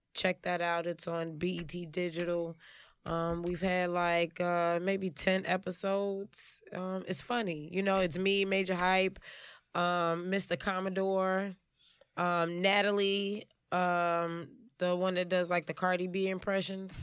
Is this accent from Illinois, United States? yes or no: yes; Chicago, Illinois, United States; born and raised in Chicago